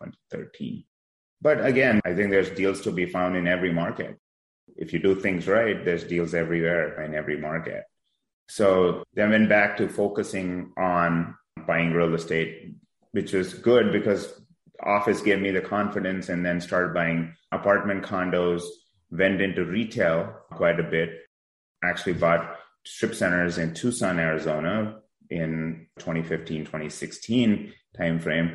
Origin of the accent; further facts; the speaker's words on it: India; moved away as an adult; now in San Diego, United States; I was born in India about 20 years ago. I was fortunate enough to come here to do my master's degree